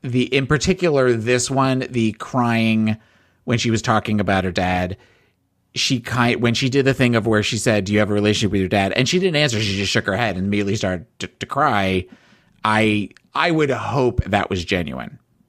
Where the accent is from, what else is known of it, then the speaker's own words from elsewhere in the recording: New Jersey, United States; I am from South Jersey. South Jersey, born and raised.